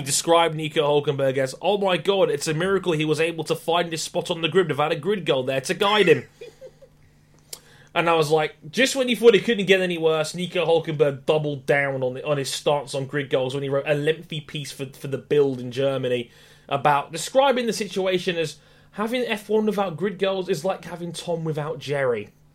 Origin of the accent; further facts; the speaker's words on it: United Kingdom; being British